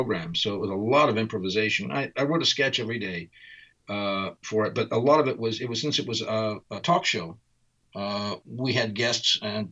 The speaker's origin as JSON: {"language": "English", "country": "United States", "also_born_or_lived": "Italy", "accent": "American", "moved": "yes", "said": "my American accent"}